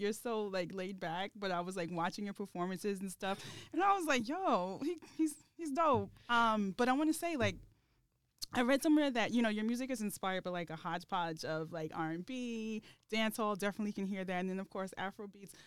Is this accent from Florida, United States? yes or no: no; New York, United States; growing up in New York